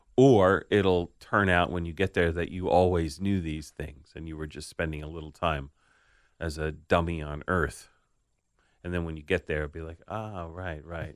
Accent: New York City, New York, United States; the house I grew up in on Staten Island

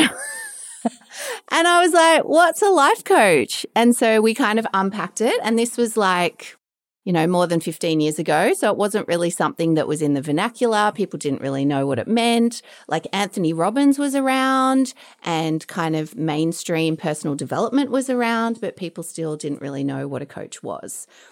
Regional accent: Melbourne, Victoria, Australia; So I'm Australian, I'm from Melbourne. I grew up down the Bayside area

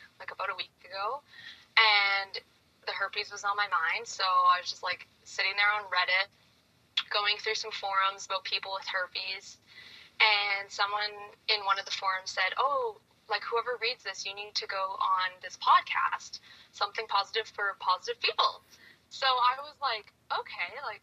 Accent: Canada; I'm from Canada, 25 years old

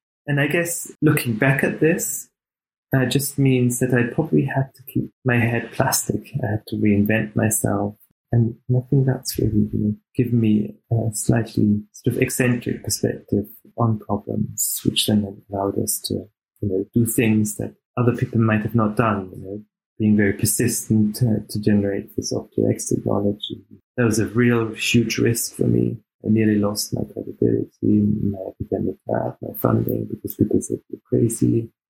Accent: Austria; English is a second language; also born or lived in Canada / Germany / Australia; I was born in Canada, and I was raised in Austria and Germany. I had the pleasure to live in Australia

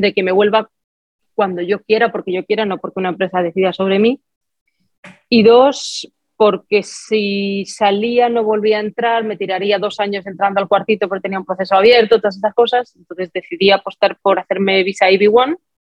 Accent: Spain; moved away; mi país de origen

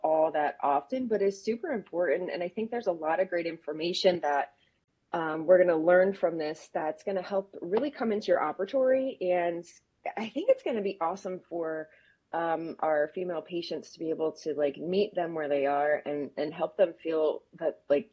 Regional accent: United States; I am your American host

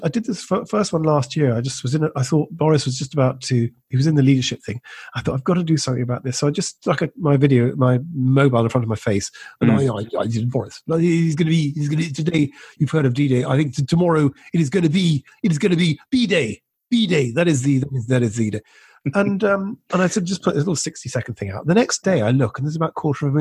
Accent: Scotland, United Kingdom; being Scottish but working a lot of the time in England

